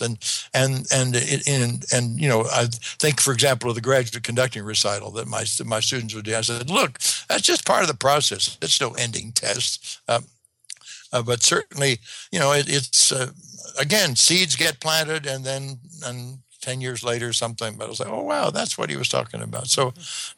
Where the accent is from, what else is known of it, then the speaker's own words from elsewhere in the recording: Southern Indiana, United States; I grew up in Southern Indiana